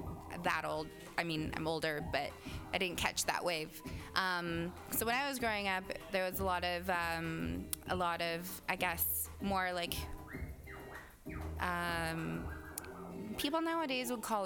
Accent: Vancouver, British Columbia, Canada; also born or lived in Okanagan, British Columbia; now in Toronto, Canada; I was born in the Okanagan, grew up in Vancouver. I live in Toronto

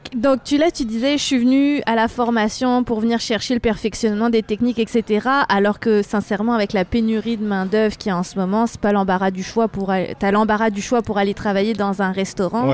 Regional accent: France; now in Quebec, Canada; je suis française

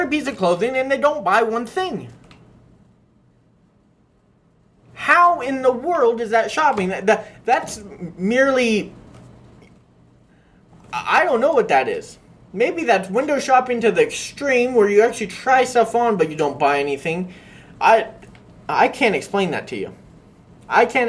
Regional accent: Scottsdale, Arizona, United States; So I grew up in Scottsdale, and I grew up around a majority of wealthy kids.

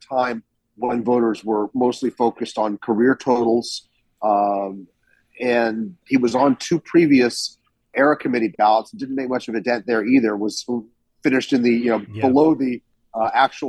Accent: Salt Lake City, Utah, United States; I grew up in Salt Lake City, so I'm well acquainted with the proclivities and the politics of the Mormon Church.

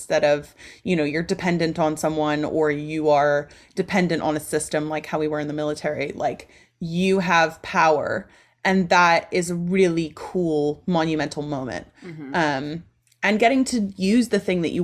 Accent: Ohio, United States; moved away as an adult; also born or lived in Texas; my home state, Ohio

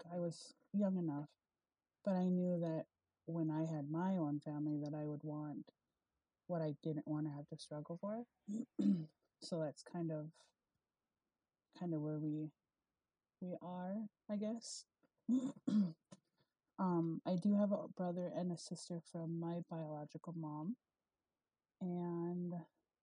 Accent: Beulah, North Dakota, United States; I am originally from Beulah, North Dakota. I was raised there.

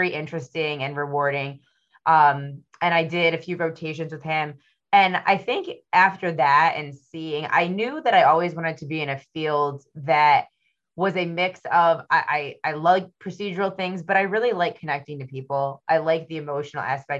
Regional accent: Michigan, United States; I'm from Michigan

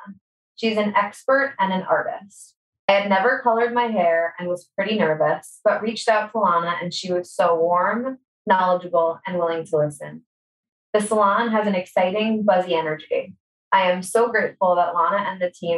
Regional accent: Long Island, New York, United States; I grew up on Long Island

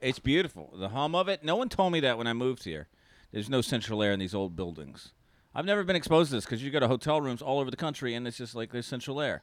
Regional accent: North Carolina, United States; moved away; I'm from North Carolina originally. Born and raised

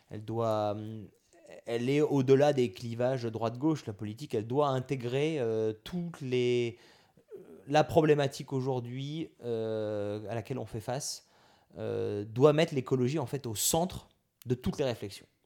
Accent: Auvergne-Rhône-Alpes, France; Alors là, je viens de la Drôme, moi, je, du côté de mon père, on vient de la Drôme.

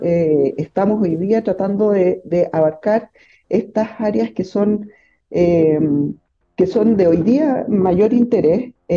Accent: Santiago, Santiago Metropolitan Region, Chile; moved away as an adult; also born or lived in Valparaíso; yo soy de Santiago

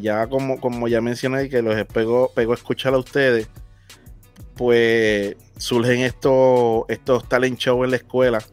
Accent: Naguabo, Puerto Rico; donde yo soy de Naguabo

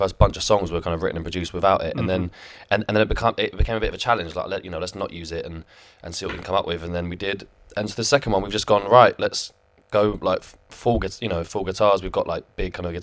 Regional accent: London, United Kingdom; I grew up in West London as well, so it's my home team

